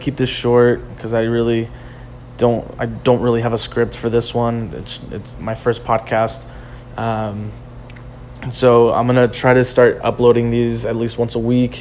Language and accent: English; Riverside, California, United States; I'm from Riverside, California.